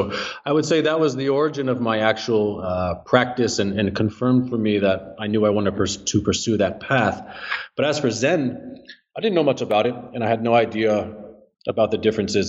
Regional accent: New Jersey, United States; New Jersey.

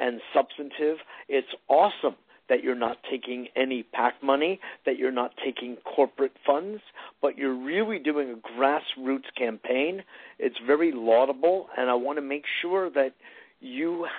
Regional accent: New York, United States; I'm just a New Yorker

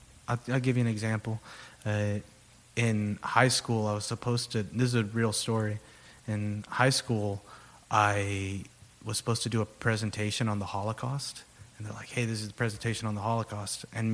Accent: Corpus Christi, Texas, United States; I'm a Corpus guy. My family is like generations of South Texas.

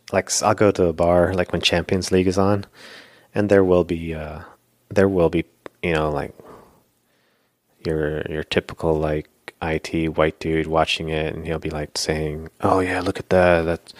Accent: Florida, United States; the place where I grew up in Florida was sort of like a hick town.

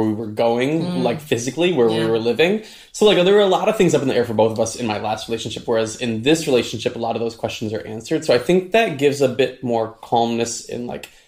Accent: Michigan, United States; moved away as an adult; my hometown of Michigan

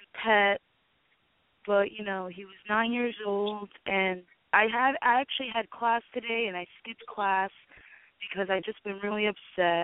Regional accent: New Jersey, United States; I'm from New Jersey

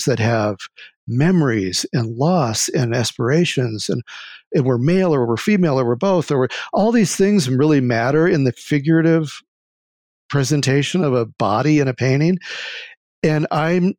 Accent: Iowa, United States; moved away as an adult; also born or lived in Tucson, Arizona; growing up in Iowa

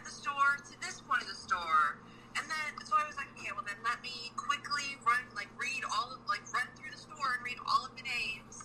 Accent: Washington, United States; I'm from Washington State

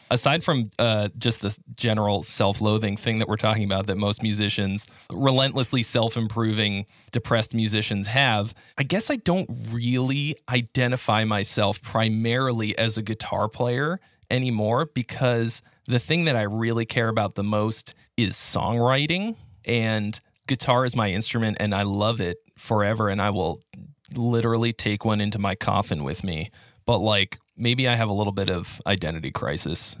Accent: Boston, Massachusetts, United States; moved away as an adult; now in California, United States; I'm originally from Boston

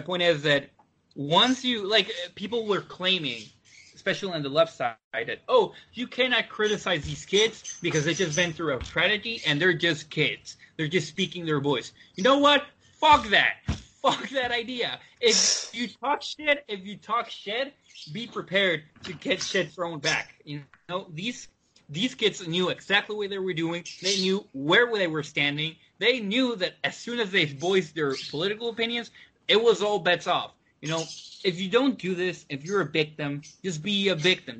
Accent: United States; as a Mexican American

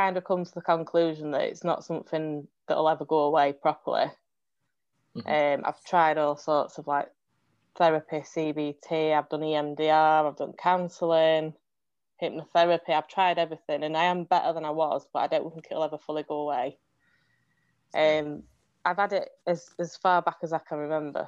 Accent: England, United Kingdom; I'm from England

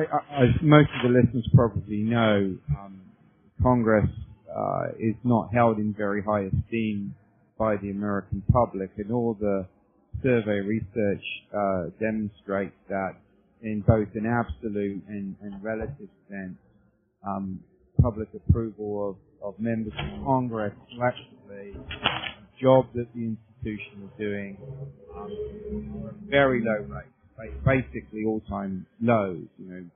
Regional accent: United Kingdom; moved away as an adult; now in United States; I'm not a native of the United States. I'm from the United Kingdom originally, and I came over to the U.S. In the late 1980s as a graduate student.

